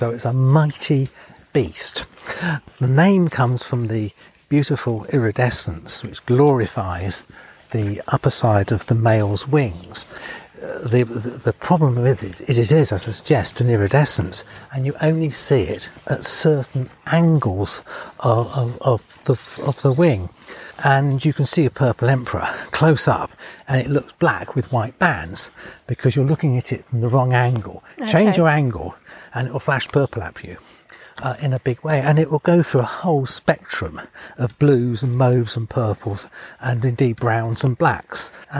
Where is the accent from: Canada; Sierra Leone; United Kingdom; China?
United Kingdom; England; I think it's actually England's national butterfly. It's just that being English, really? We haven't recognised it.